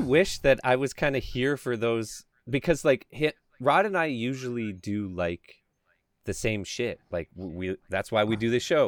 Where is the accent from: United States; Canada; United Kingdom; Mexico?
Canada; I'm Canadian